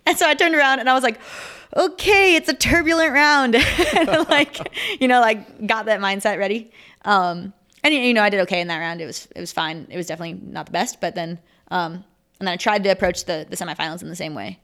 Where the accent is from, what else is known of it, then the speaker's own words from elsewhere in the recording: Minnesota, United States; now in Salt Lake City, United States; I live in Salt Lake City, Utah. I'm actually from Minnesota, though